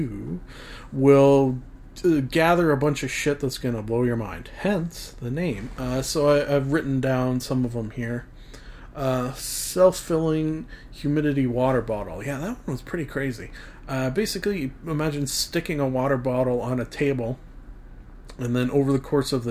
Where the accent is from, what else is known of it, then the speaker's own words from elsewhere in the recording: Canada; I am Canadian